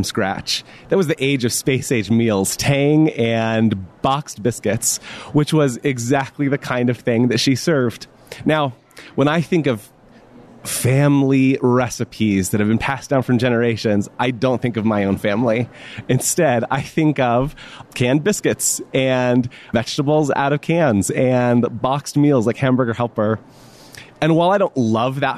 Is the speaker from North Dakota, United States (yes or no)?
no; Florida, United States; I grew up in Florida